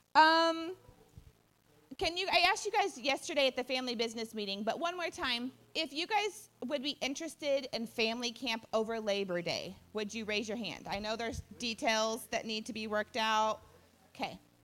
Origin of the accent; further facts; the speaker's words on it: Odessa, Texas, United States; We're, we're from the Odessa area